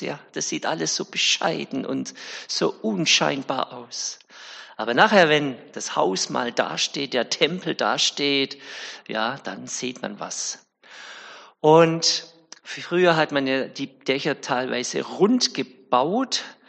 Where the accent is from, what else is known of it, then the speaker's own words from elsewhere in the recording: Winnenden, Baden-Württemberg, Germany; Ich komme ja aus Winnenden